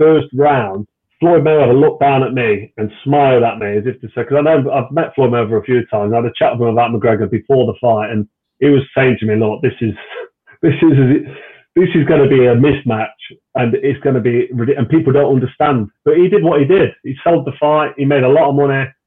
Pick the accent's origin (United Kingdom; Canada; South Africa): United Kingdom; Nottingham, East Midlands; It was in Nottingham, in my hometown, at the Castelletto Arena at the time, which is the local arena in the middle of my city where I was born and raised